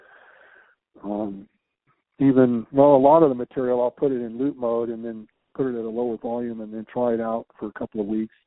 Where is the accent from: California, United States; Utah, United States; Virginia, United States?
California, United States; San Diego; now in Tucson, United States; growing up in San Diego and Southern Cal and going to the, you know, growing up in deserts and all